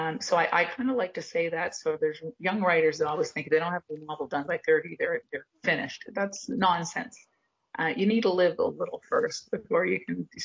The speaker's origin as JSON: {"language": "English", "town": "Montreal", "region": "Quebec", "country": "Canada", "moved": "yes", "lives_now": "Cape Breton Island, Canada", "said": "But basically, I moved to Cape Breton Island from Montreal, and I started writing letters home."}